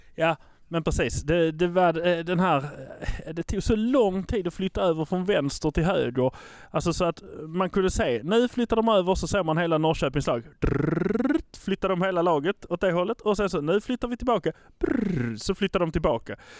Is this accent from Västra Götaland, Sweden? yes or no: no; Malmö, Skåne, Sweden; vi är från Malmö